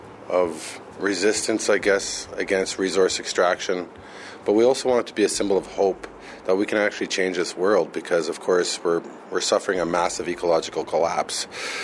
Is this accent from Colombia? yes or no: no; Canada; I'm from Nimkiajbekong.